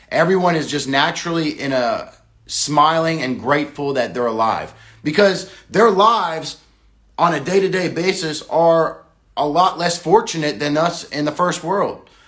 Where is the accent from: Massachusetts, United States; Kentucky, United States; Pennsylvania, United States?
Massachusetts, United States; born there; also born or lived in Florida / California / South Dakota; For me, I was born in America, uh, Massachusetts, down to Florida, down to Los Angeles, or down to California, all the way up to South Dakota.